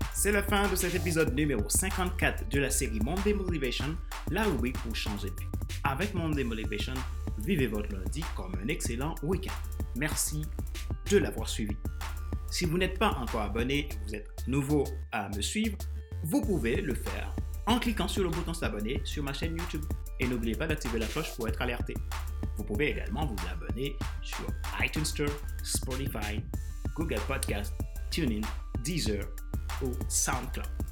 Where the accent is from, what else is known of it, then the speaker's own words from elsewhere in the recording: Haiti; now in France; mon pays d'origine, Haïti, et ma terre d'accueil, la France, qui est devenue mon pays